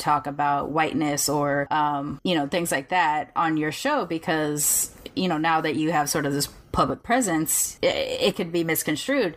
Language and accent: English; Long Beach, California, United States; I'm from Long Beach. I grew up in the hood